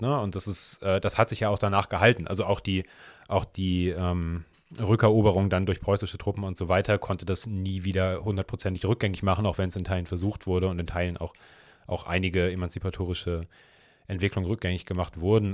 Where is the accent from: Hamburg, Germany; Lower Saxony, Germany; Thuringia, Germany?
Hamburg, Germany; ich bin ja im Hamburger Stadtteil Altona aufgewachsen